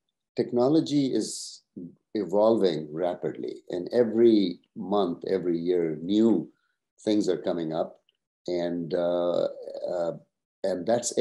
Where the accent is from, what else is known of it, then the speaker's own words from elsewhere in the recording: Pakistan; also born or lived in Turkey / Cincinnati, United States; now in United States; I'm originally from Pakistan, so I went to college in Turkey.